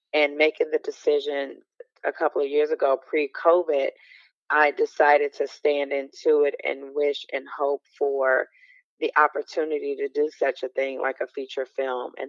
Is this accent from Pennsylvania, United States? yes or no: no; Chicago, Illinois, United States; moved away as an adult; also born or lived in Milwaukee / Atlanta; now in California, United States; from Chicago. No, I'm not a native of California. I've been here for about a couple, like maybe 2 decades since I believe shortly after 9/11. But I'm a Midwest girl by heart. I'm Chicago by way of Milwaukee and live some in Atlanta.